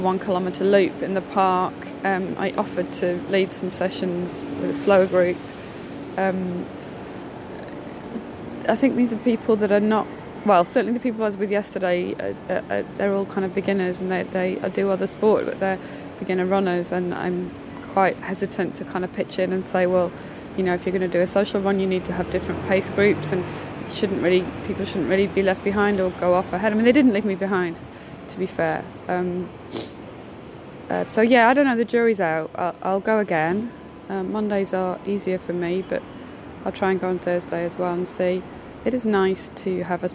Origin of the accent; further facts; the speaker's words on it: United Kingdom; being British